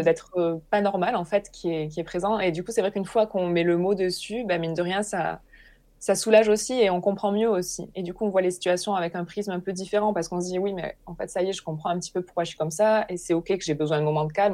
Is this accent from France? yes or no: yes; Hérault, Occitania, France; j'ai grandi euh, dans l'Hérault, dans un, dans un petit village